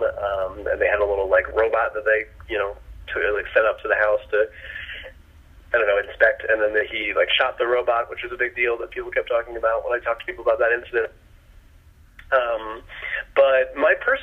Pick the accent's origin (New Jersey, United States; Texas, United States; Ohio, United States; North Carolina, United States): Ohio, United States; Akron; I grew up in Ohio, Akron, Ohio